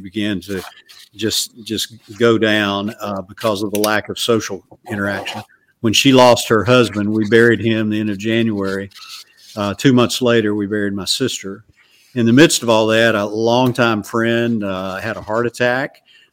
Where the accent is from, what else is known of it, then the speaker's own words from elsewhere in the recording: Alabama, United States; growing up in Alabama